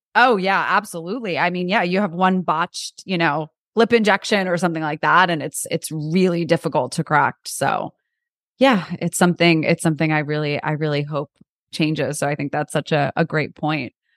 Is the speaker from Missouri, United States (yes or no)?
no; New York, United States; I'm from New York, so I think, uh, growing up in New York